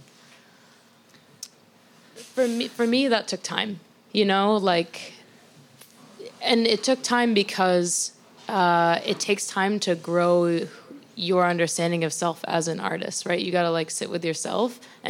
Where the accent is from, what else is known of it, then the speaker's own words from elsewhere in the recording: the South, United States; You know, that's how I was raised. I'm from the South. We're polite. We're courteous to people